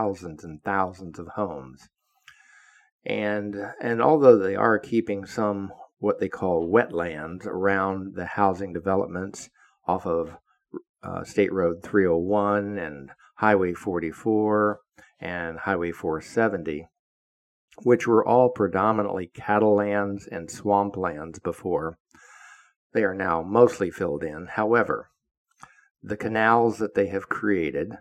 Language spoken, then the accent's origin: English; Florida, United States; also born or lived in Virginia / Oviedo, Florida; I grew up in Florida